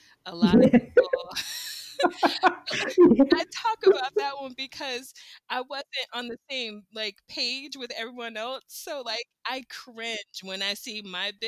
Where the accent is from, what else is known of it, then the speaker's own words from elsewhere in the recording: Southwest Florida, United States; moved away as an adult; now in South Korea; I'm from Southwest Florida